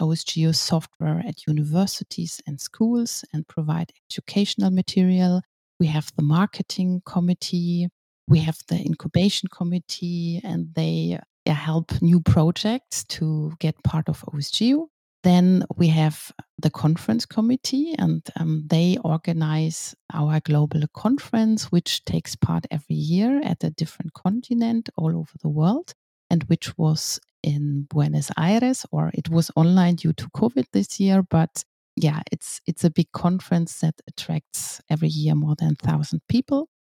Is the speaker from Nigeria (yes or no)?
no; Cologne, North Rhine-Westphalia, Germany; I'm from Cologne and I'm working at Wergroup as a geospatial expert